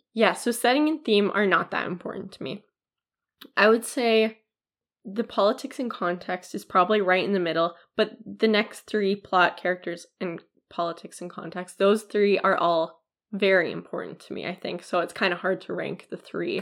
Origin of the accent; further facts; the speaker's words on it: Canada; as a Canadian